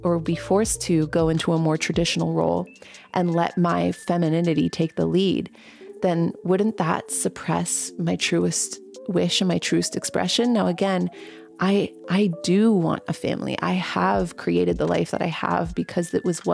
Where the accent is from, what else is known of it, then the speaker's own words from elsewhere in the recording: Canada; growing up, I've had to learn French Canadian because I am a Canadian